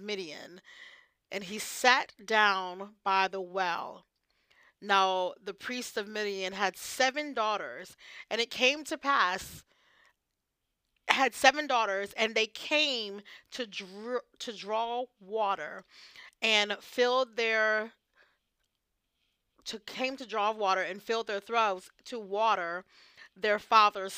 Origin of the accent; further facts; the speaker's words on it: Virginia, United States; now in Ohio, United States; I was raised in Virginia, but yet I'm out here in Ohio